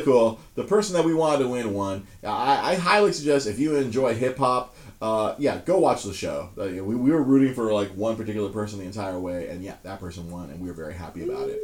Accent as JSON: {"language": "English", "town": "Monterey Park", "region": "California", "country": "United States", "tie": "born or raised there", "said": "I grew up in Monterey Park"}